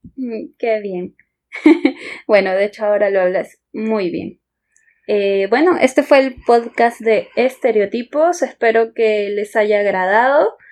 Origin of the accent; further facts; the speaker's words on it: Peru; cuando éramos chicos acá en Perú